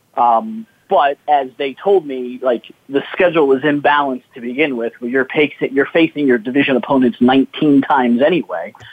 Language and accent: English; South Florida, United States; I grew up in South Florida